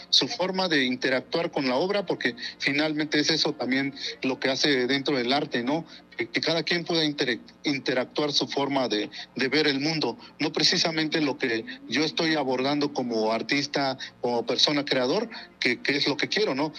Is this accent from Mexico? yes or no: yes; Oaxaca, Mexico; first language Mazatec; Spanish is a second language; mi lengua materna, que es el mazateco